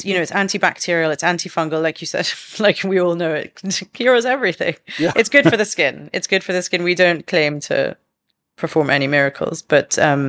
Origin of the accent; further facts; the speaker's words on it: London, United Kingdom; now in Dubai, United Arab Emirates; Like, even though she grew up in Canada, I grew up in London, but we had roots elsewhere.